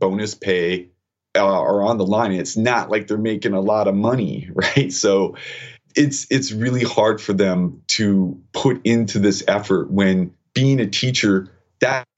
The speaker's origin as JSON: {"language": "English", "country": "United States", "said": "as an American citizen"}